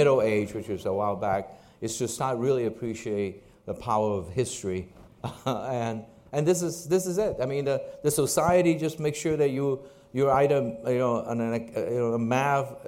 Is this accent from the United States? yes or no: no; Hong Kong; When I was growing up in Hong Kong, this is obviously after World War II